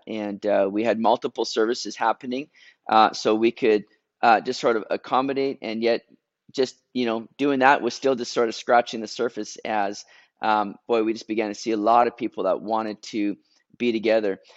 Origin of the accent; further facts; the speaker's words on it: Canada; I'm being Canadian now